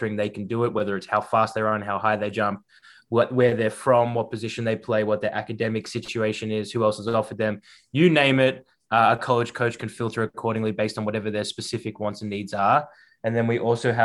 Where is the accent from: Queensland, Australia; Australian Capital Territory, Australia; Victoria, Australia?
Victoria, Australia; Melbourne; moved away as an adult; now in United States; as you can probably hear from my voice, born and raised in Melbourne, Australia, so not from the stateside originally